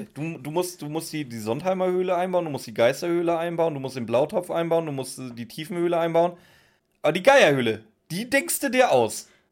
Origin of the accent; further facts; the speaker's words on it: Northern Germany, Germany; first language German; now in Swabian Jura, Germany; Ich bin ja Norddeutscher, wie ihr vielleicht schon ein, zwei Mal gehört habt. und ich bin ja hier in, in Schwabenländle gezogen, auf die Schwäbische Alb